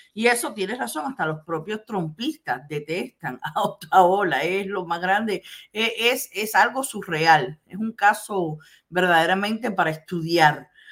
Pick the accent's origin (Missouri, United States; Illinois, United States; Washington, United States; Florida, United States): Florida, United States; yo nací aquí